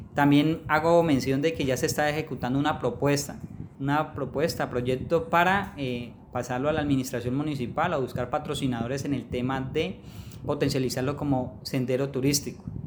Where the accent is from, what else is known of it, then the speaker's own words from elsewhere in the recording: Florencia, Caquetá, Colombia; Yo soy poblador del municipio de Florencia